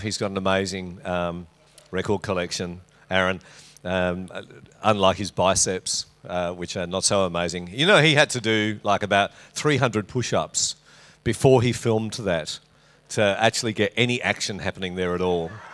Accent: Western Australia, Australia; moved away; It's good over there. It's my home state.

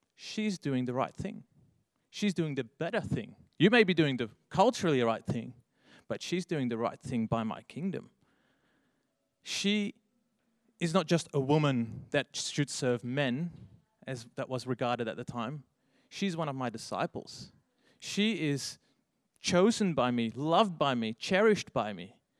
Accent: Netherlands; English is a second language; moved away as an adult; now in Australia; if you hear my accent, I'm actually from overseas. I've lived here in Australia for 10 years already, but. Um, yeah, I'm actually from the Netherlands

